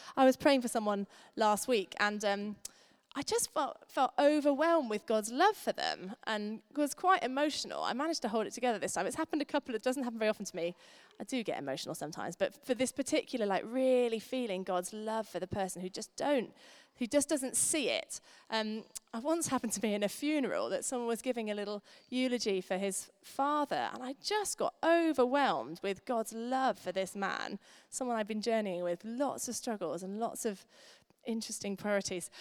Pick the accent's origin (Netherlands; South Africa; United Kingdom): United Kingdom; We're British